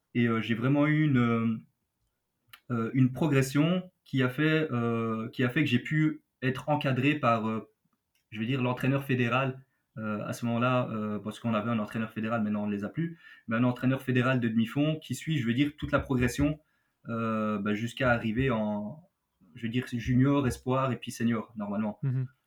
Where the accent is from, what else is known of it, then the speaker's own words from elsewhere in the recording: Belgium; Chez nous, en Belgique